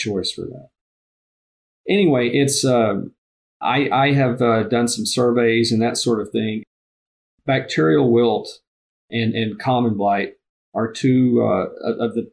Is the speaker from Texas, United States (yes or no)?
yes; Texas, United States; now in Nebraska, United States; I'm from Texas originally